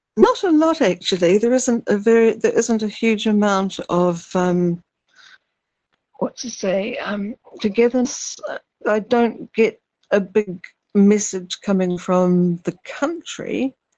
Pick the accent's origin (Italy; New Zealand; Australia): New Zealand; Little Barrier Island, Auckland; moved away; I grew up on Little Barrier